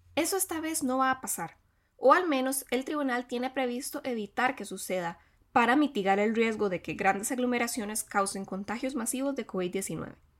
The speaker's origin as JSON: {"language": "Spanish", "country": "Costa Rica", "said": "las y los costarricenses iremos a las urnas"}